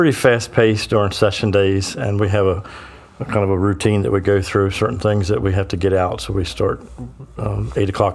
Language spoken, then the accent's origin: English; Sussex County, Delaware, United States; I'm born and raised in Sussex County